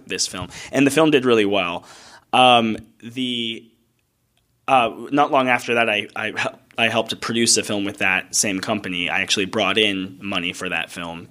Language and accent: English; Escondido, California, United States; also born or lived in Arizona / Tallahassee, Florida; I grew up in Escondido, California